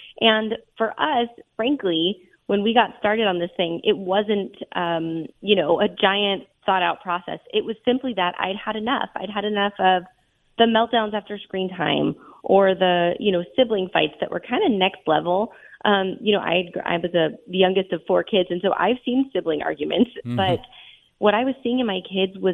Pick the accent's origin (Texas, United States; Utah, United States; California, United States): California, United States; Southern; I was born and raised in Southern California